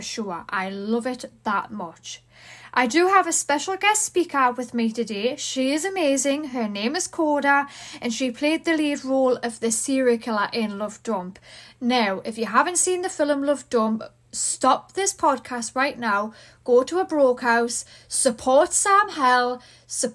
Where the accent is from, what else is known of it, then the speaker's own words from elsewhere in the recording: Newcastle upon Tyne, North East England, United Kingdom; accent: Geordie; I'm from the UK, United Kingdom. I'm from Newcastle.